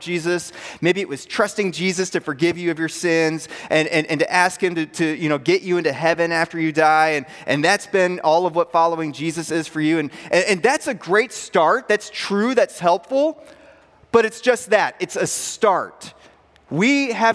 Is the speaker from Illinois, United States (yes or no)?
yes; Pearl City, Illinois, United States; moved away; I went to high school in a rural northwest Illinois town called Pearl City, Illinois. You're wondering, well, how rural is it? Here's how rural it is. My hometown was 800 people